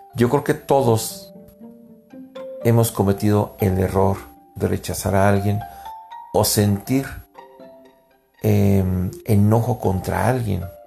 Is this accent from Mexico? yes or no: yes; Mexico; also born or lived in United States; somos como mexicanos